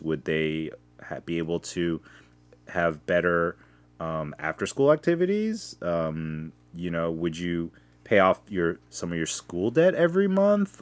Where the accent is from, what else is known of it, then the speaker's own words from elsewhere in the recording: United States; I'm first generation, and when I went to Korea, they all treated me like an American